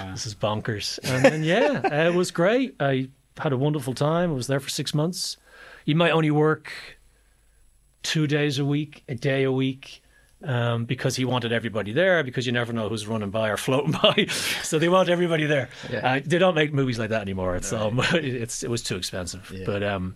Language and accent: English; Ireland; moved away as an adult; also born or lived in London; I'm Irish